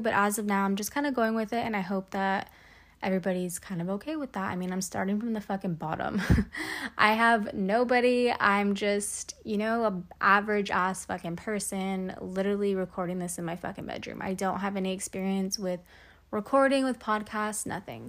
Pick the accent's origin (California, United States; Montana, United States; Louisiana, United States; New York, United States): California, United States; Salinas; also born or lived in Davis, California; I'm from Salinas, California